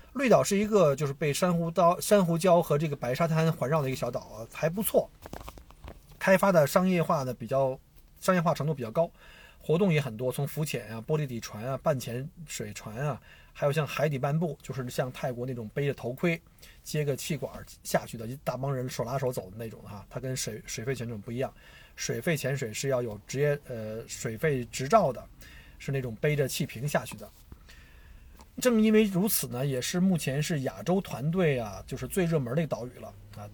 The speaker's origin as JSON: {"language": "Chinese", "country": "China", "also_born_or_lived": "Victoria, Australia", "moved": "yes", "lives_now": "Australia", "said": "我们中国人"}